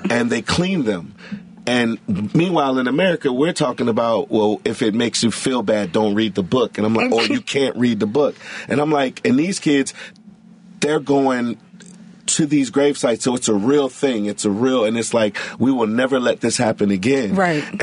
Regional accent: Chicago, Illinois, United States; Like when I tell people I'm from the West Side, they start naming West Side schools.

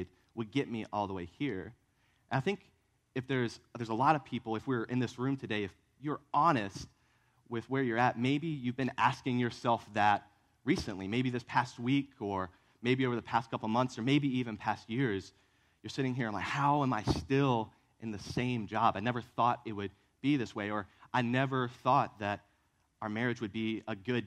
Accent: Virginia, United States; now in Columbia, United States; I grew up in Virginia

